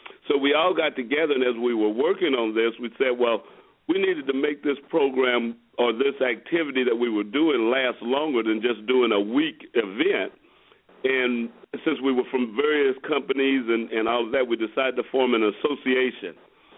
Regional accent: Kansas City, United States; also born or lived in Louisiana; I was born in Louisiana. I grew up, though, in Kansas City, so I've been in Kansas City since I was 2 years old, so I don't really remember anything about the South. But I grew up in Kansas City, educated in public schools

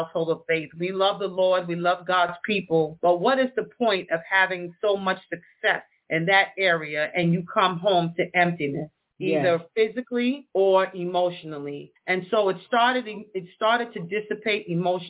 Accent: New York City, New York, United States; also born or lived in Westchester County, New York / Freeport, Long Island; I was born and raised in the Bronx

